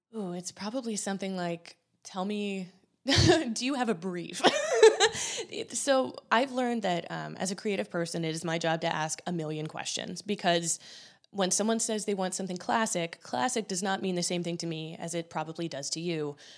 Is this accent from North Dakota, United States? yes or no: no; Columbus, Ohio, United States; I'm me from Columbus, Ohio